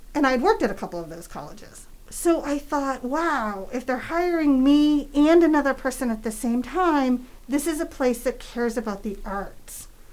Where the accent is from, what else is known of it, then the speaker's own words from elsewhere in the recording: New Hampshire, United States; moved away as an adult; also born or lived in San Francisco, California / New York City; I grew up in New Hampshire